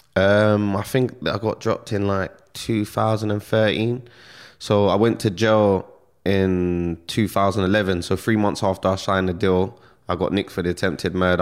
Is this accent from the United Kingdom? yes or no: yes; London, United Kingdom; I grew up in Stonebridge, Northwest London